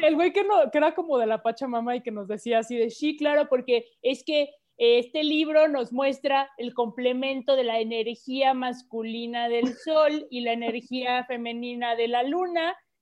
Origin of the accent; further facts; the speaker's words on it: Mexico City, Mexico; soy chilanga, ah, todas somos chilangas aquí.